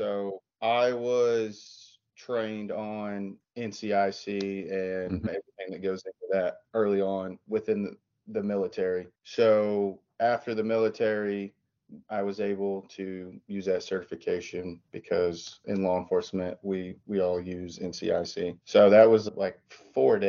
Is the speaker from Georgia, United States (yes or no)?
no; East Tennessee, United States; moved away as an adult; also born or lived in Washington, D.C.; I was born and raised in East Tennessee